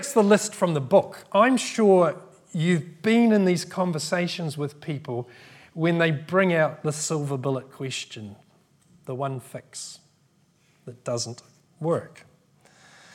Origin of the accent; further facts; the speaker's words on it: New Zealand; now in United Kingdom; I grew up in New Zealand